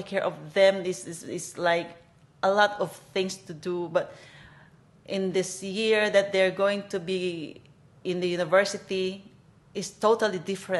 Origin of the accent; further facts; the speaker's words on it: Philippines; moved away as an adult; now in Hong Kong; I'm from Philippines and I've been here in Hong Kong for 16 years